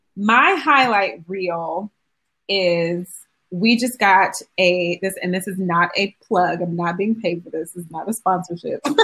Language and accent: English; Euclid, Ohio, United States; moved away; also born or lived in Kent, Ohio; I went to school in Kent, but I'm actually from Cleveland, Ohio.